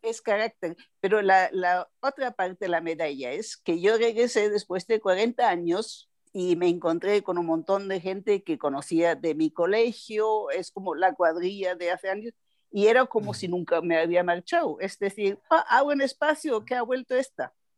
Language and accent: Spanish; Nuremberg, Bavaria, Germany; Spanish is a second language; moved away; also born or lived in Düsseldorf; Yo soy de Bavaria, de Nuremberg